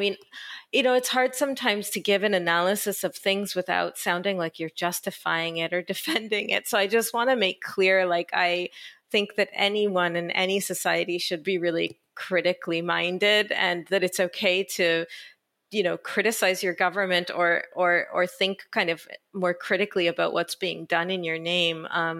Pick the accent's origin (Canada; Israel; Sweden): Israel; born there; I was born in Israel. My parents are Israeli and I moved here thinking actually that I would just stay a little while and then go back to the US.